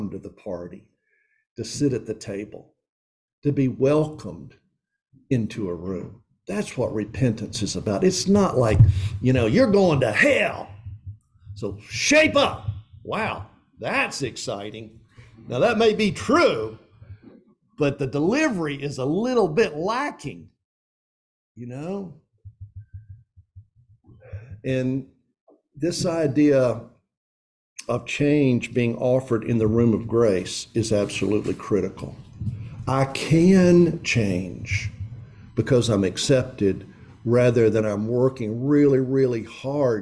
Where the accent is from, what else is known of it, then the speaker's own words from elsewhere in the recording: East Tennessee, United States; moved away as an adult; also born or lived in Philadelphia, Pennsylvania; now in Jackson, United States; I grew up in East Tennessee